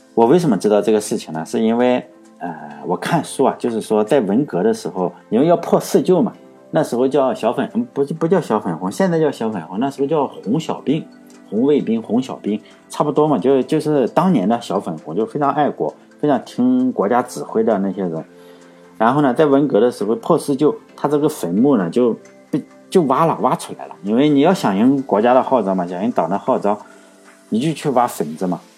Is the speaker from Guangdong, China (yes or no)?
no; near Zibo, Shandong, China; 他的家，实际上离我家是不是，离我老家是不远的